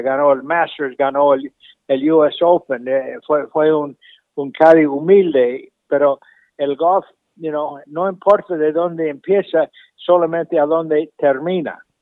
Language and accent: Spanish; Argentina; moved away; also born or lived in Michigan, United States; yo nací en Michigan, pero mi padre nos llevó la familia a la Argentina, pasamos 15 años muy lindos ahí